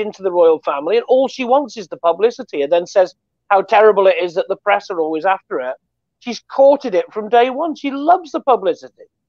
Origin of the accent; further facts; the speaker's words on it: United Kingdom; we're British